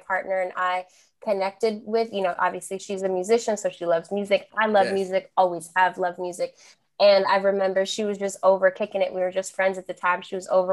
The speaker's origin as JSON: {"language": "English", "region": "New Jersey", "country": "United States", "first_language": "Spanish", "second_language": "English", "said": "I'm from New Jersey."}